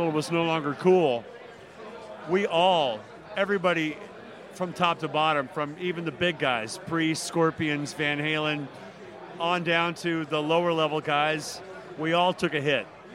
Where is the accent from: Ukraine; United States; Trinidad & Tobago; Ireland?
United States; Nashville, Tennessee; an artist from Nashville and being the first rock singer that broke out of Nashville